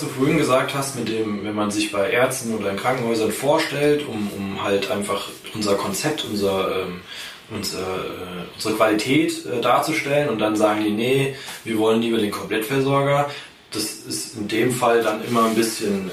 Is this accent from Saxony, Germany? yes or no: no; Schlüchtern, Hesse, Germany; ich hier in Schlüchtern äh, groß geworden bin